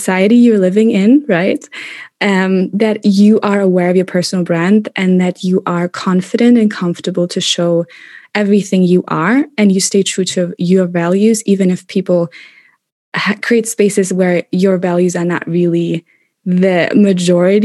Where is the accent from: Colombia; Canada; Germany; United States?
Germany; moved away as an adult; also born or lived in Madrid, Spain / Kuala Lumpur, Malaysia / London, United Kingdom; In Germany. I grew up in Germany, born and raised